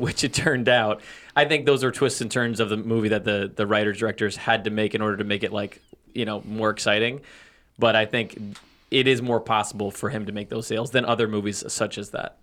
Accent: Long Island, New York, United States; That's where I'm from. Long Island

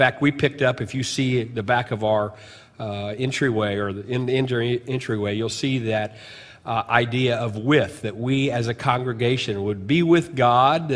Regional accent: United States; Chester, Illinois, it's about 55 miles from my hometown

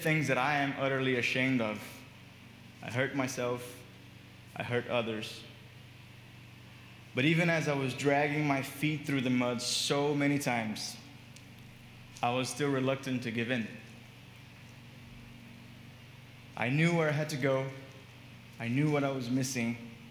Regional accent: Brazil; moved away as an adult; also born or lived in Miami, United States / Boston, United States; When I was 19, I moved from Brazil to US to study

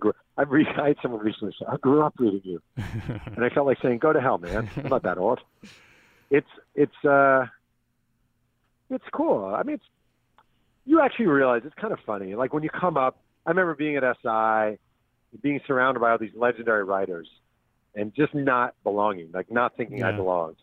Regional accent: Mahopac, New York, United States; When I was a kid growing up in Mayo Pack

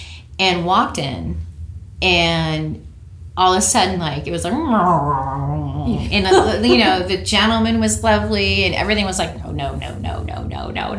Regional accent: New Hampshire, United States; moved away as an adult; also born or lived in California; Grew up in New Hampshire. Okay. And I moved to California when I was 18.

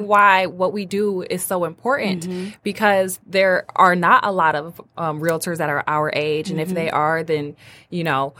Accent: Detroit, Michigan, United States; moved away as an adult; also born or lived in Ann Arbor; now in Royal Oak, United States; So my heart is in Detroit. I'm from Detroit, born and raised on the west side.

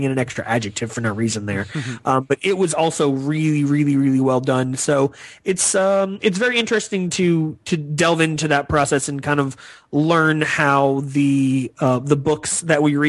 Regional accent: the South, United States; I'm from the South

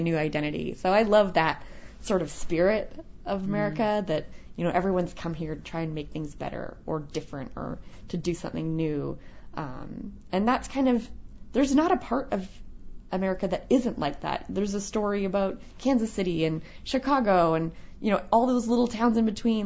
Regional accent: Canada; moved away as an adult; also born or lived in Brooklyn, New York; now in United States; as a kid growing up in Canada, we watched a lot of American TV

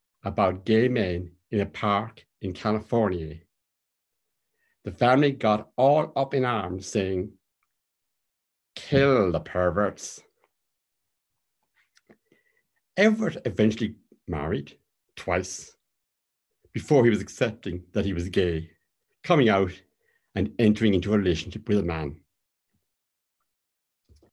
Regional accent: Cork, Munster, Ireland; now in Belfast, United Kingdom; my hometown of Cork

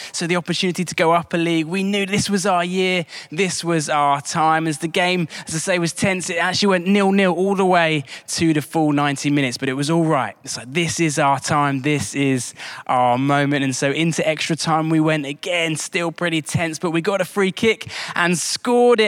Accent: High Wycombe, South East England, United Kingdom; Wickham Wanderers, my hometown team

